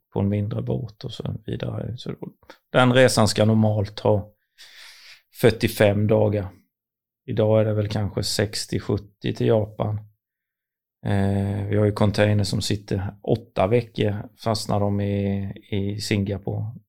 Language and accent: Swedish; Sweden; vi väldigt kända för att vara punktliga och ärliga som svenskar